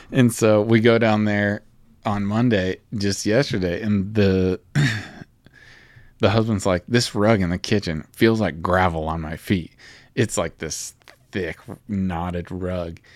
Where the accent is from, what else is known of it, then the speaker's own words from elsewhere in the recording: Alma, Kansas, United States; also born or lived in Topeka; I guess the hospital was in Topeka that I was born in, but then I lived in Alma